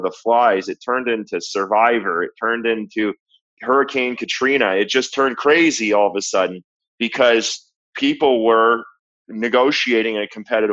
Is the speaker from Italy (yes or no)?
no; Canada; I'm from Canada